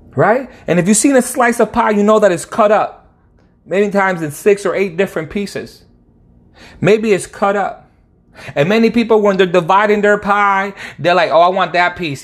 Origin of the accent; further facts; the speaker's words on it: Connecticut, United States; now in Dallas, United States; I'm living in Dallas right now, but I'm from Connecticut